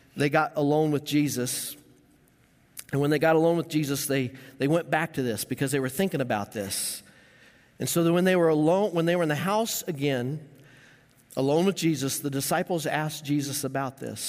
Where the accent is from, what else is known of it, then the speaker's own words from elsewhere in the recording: Greeley, Colorado, United States; growing up in Greeley, Colorado